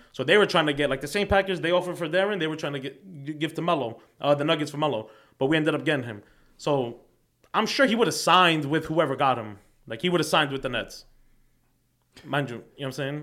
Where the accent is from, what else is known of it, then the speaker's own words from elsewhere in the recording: New York City, New York, United States; I'm from Queens, so, like, mind you, my parents are, they came off the boat, right? So, I'm first generation